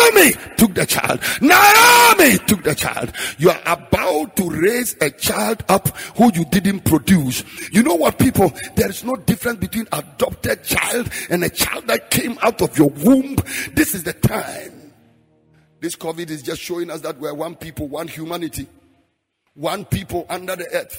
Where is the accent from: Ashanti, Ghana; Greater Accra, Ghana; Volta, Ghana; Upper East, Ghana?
Upper East, Ghana; Frafra; moved away; also born or lived in Bolgatanga; I'm a frafra from Damol Tindong